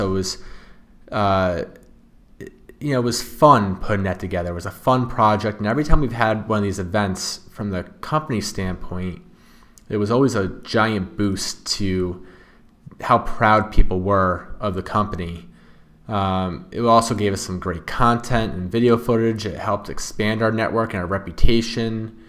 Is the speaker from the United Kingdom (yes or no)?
no; Wallingford, Connecticut, United States; Wallingford, Connecticut.